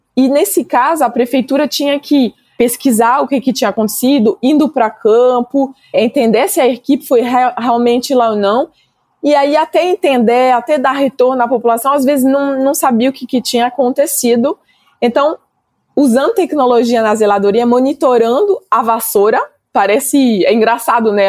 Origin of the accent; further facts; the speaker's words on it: France; moved away as an adult; now in Brazil; Sou francesa, né? Mas faz quase 10 anos agora que eu estou morando no Brasil